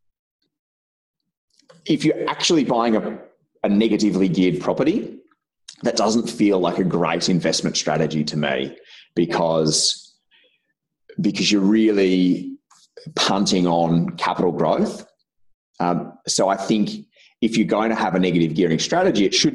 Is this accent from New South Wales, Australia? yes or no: yes; Albury, New South Wales, Australia; moved away; also born or lived in Victoria; where I grew up in Albury, I got a job when I was just about to turn 18 for a local bank there